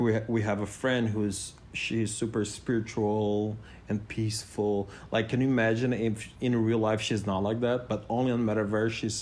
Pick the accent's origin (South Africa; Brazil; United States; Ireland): Brazil; first language Portuguese; English is a second language; moved away; And, but in Brazil was funny. In Portuguese I was funny